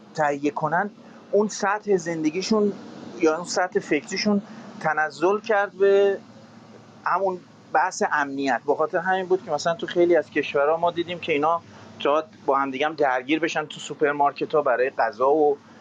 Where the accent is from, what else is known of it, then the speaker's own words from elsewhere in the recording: Iran; also born or lived in England; now in United Kingdom; مثل ما تو ایران بزرگ شدیم